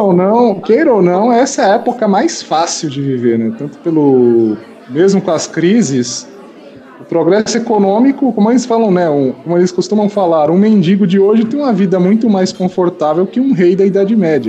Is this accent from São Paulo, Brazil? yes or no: yes; São Paulo, Brazil; eu sou de São Paulo